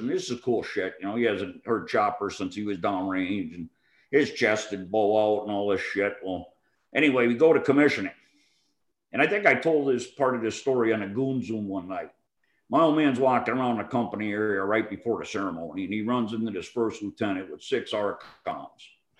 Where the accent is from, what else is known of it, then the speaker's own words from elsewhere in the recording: New England, United States; Well, I grew up in New England. I was willing to go back to there because I was the closest to home